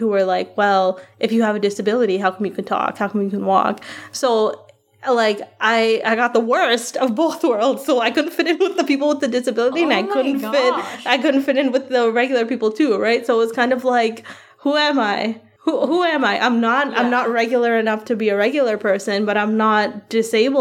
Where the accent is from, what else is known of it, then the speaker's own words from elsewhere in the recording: Guyana; I'm brown. I'm from Guyana